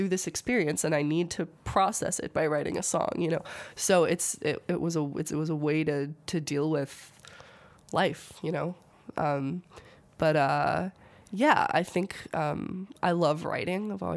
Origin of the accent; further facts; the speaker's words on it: Munster, Indiana, United States; also born or lived in Los Angeles, California; I've lived in Munster for most of my life